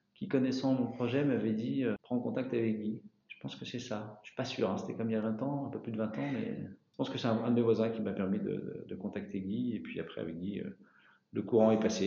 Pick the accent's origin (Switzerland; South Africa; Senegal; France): France; Paris, Île-de-France; moved away as an adult; also born or lived in Mayenne; now in Changé, France; je suis parisien d'origine et je suis arrivé en fin 97 en Mayenne